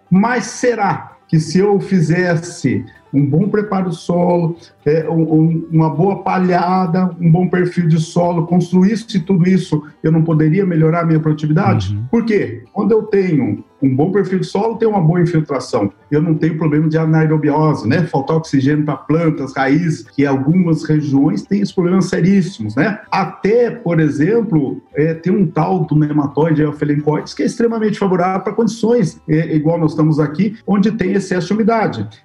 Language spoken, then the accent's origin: Portuguese; Luís Eduardo Magalhães, Bahia, Brazil; Eu venho de uma região de Luiz Eduardo Magalhães, por exemplo, que lá é, é, é, é fundamental que eu faça um bom perfil de solo, porque nós temos a tal da estiagem lá.